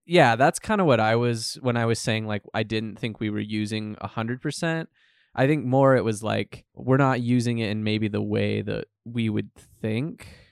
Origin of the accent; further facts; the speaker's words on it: United States; we grew up in the United States